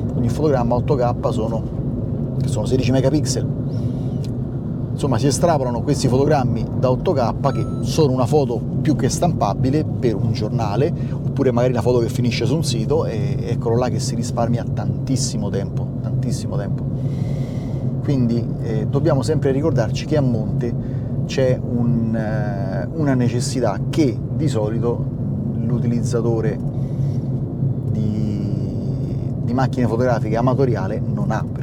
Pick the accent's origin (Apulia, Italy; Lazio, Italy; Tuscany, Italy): Lazio, Italy; Rome; a me che sono di Roma